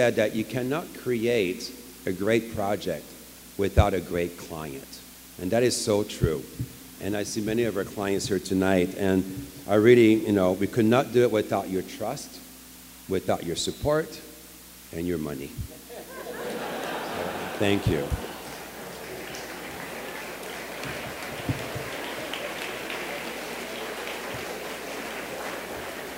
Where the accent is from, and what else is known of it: Quebec, Canada; English is a second language; moved away as an adult; also born or lived in Alberta; now in Los Angeles, United States